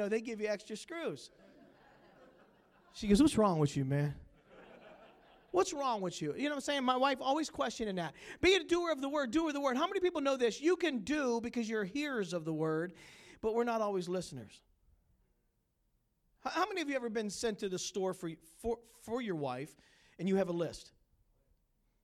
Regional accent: Pittsburgh, Pennsylvania, United States; moved away as an adult; also born or lived in Battle Creek, Michigan / Detroit, Michigan; now in Grand Rapids, United States; I'm from Pittsburgh

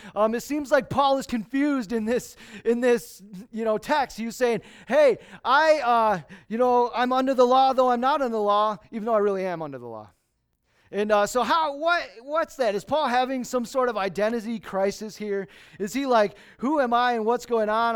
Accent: Lansing, Michigan, United States; moved away; I was born and raised in Lansing.

